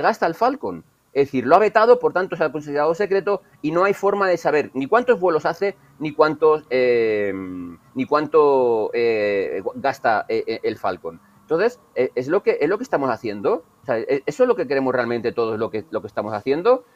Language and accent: Spanish; Burgos, Castile and León, Spain; soy de Burgos